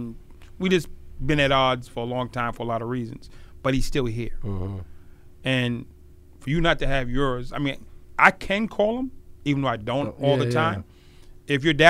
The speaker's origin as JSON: {"language": "English", "town": "Boston", "region": "Massachusetts", "country": "United States", "said": "I'm from Boston."}